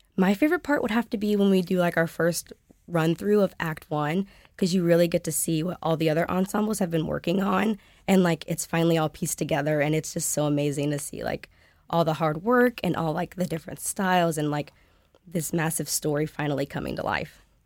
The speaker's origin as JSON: {"language": "English", "town": "Indianapolis", "region": "Indiana", "country": "United States", "said": "I'm a sophomore from Indianapolis, Indiana"}